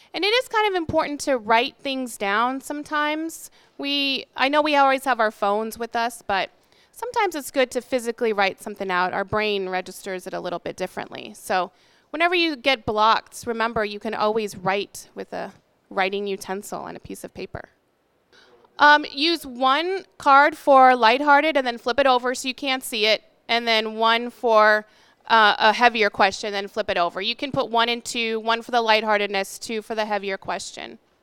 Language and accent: English; Arizona, United States; So I come from Arizona, and we don't have any, like, amazing, delicious food